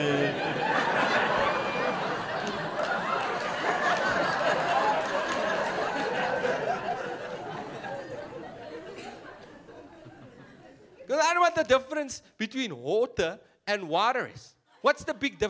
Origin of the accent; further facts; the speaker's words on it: Cape Town, Western Cape, South Africa; accent: influenced by Afrikaans; first language English; I'm from Cape Town